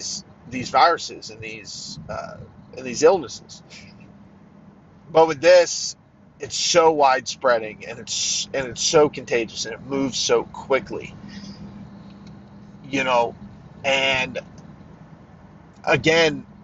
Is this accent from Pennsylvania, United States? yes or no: yes; Pennsylvania, United States; also born or lived in Pittsburgh area, southwestern Pennsylvania; we were here in my home state of Pennsylvania